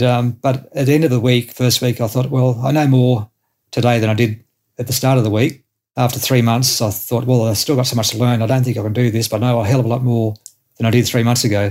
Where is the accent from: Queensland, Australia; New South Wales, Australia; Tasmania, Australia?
New South Wales, Australia; a farm west of Wellington, near Arthville; moved away as an adult; also born or lived in South Australia; now in Mudgee, Australia; I grew up in a town on a farm probably about 130 k's from Mudgee, west of Wellington.